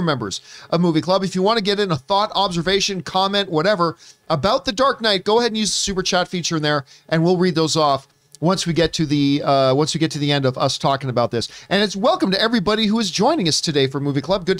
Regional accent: Hamilton, Ontario, Canada; my hometown is Hamilton, Ontario

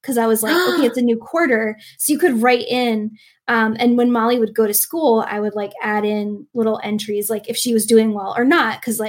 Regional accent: New England, United States; where I grew up in, like we're from New England. We used to go to New Hampshire all the time

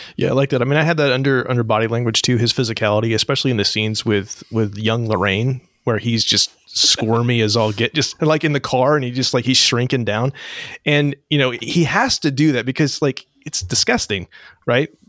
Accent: Northern California, United States; I'm from Northern California

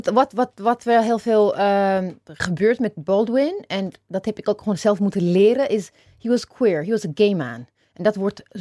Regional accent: Amstelveen, North Holland, Netherlands; Ja, nou jij, ja, jij komt uit Amstelveen. Ik, ik kom uit Amstelveen. Het is echt VVD-bolwerk.

